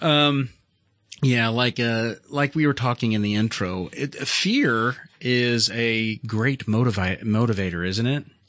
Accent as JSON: {"language": "English", "country": "Canada", "said": "I come from Canada"}